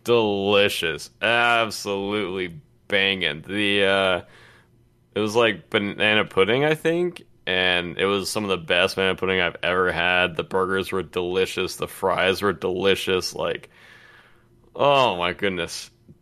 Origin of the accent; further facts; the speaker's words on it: Atlanta, Georgia, United States; it's where I grew up.